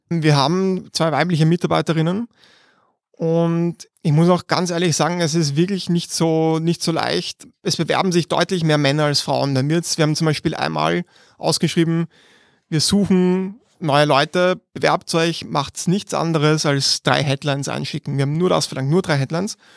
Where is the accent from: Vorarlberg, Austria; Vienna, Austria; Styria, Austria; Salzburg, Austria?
Vienna, Austria; born or raised there